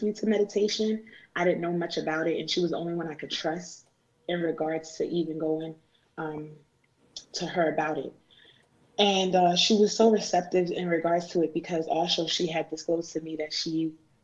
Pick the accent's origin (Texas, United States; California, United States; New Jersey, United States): New Jersey, United States; I was born and raised here in America, in Jersey.